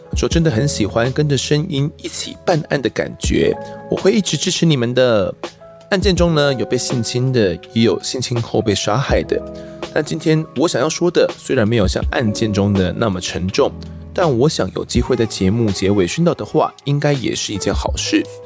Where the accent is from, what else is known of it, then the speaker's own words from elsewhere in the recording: Mituo, Kaohsiung, Taiwan; 因为我是住弥陀啊